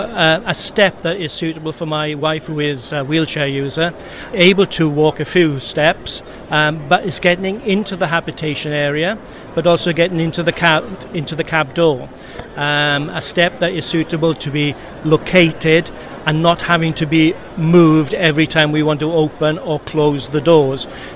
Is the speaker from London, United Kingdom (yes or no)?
no; Wales, United Kingdom; I come from South Wales.